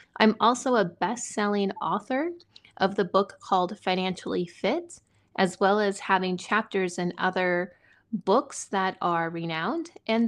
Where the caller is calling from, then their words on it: Montana, United States; I am in Montana in the United States.